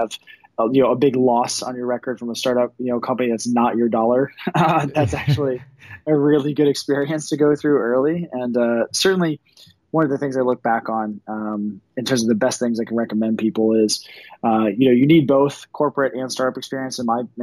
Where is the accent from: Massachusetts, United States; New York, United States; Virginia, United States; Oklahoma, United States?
Virginia, United States; Virginia Beach; moved away as an adult; also born or lived in Silicon Valley; Virginia Beach, so in the East Coast